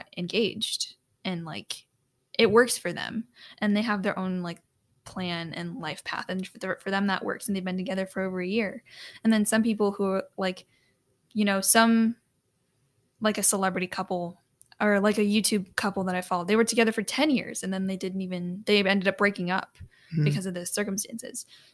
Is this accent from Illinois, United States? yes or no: yes; Chicago, Illinois, United States; moved away as an adult; now in Dallas, United States; my hometown area, Chicago